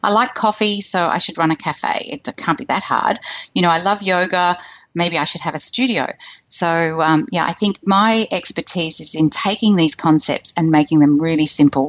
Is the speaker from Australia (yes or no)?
yes; Australia; And me, well, you can hear I'm from Australia. I live in Sydney, right near the city, in a gorgeous, comfortable house.